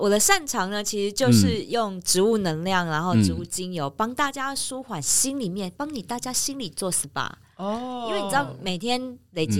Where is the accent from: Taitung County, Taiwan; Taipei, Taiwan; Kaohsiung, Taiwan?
Taipei, Taiwan; 我们台北人